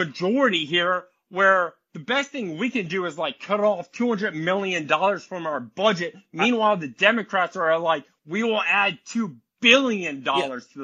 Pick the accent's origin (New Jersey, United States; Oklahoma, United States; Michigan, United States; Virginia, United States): Virginia, United States; Charlottesville; moved away; also born or lived in Illinois; I was born in Charlottesville, Virginia